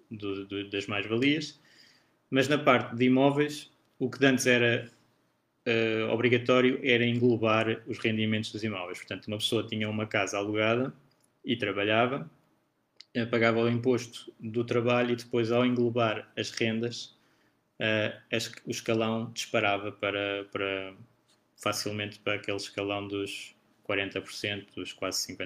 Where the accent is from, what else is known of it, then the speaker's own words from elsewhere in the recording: Portugal; eu sendo português e residente em Portugal, sou tributado em tudo o que tiver em Portugal